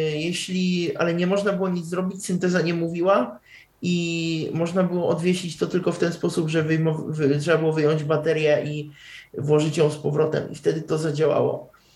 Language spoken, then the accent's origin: Polish; Czechia; ja jestem z Czech